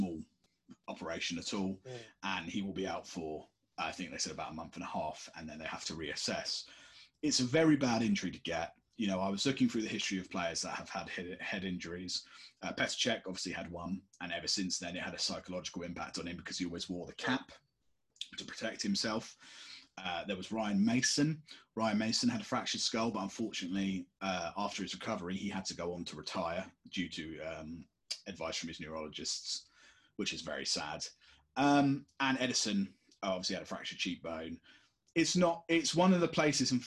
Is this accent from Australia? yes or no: no; United Kingdom; we're British